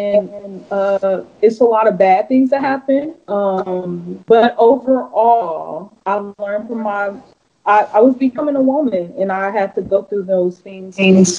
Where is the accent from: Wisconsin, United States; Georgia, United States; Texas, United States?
Wisconsin, United States; Milwaukee; also born or lived in Houston; Growing up in Milwaukee, it was short-lived because, I only lived there the first 6 years of my life. And then when I turned six, I moved to Houston and I came back.